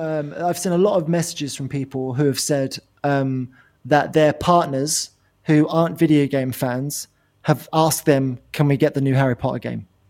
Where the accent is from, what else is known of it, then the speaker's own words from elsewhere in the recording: England, United Kingdom; we're from England